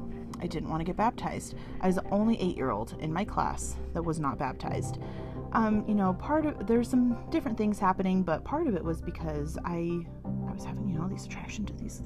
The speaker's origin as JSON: {"language": "English", "region": "Utah", "country": "United States", "tie": "born or raised there", "said": "When the word Salt Lake City come to mind, most people associate that with the Mormons. And yes, I grew up as one of them Mormons. I was born and raised in the Church of Jesus Christ of Latter-day Saints."}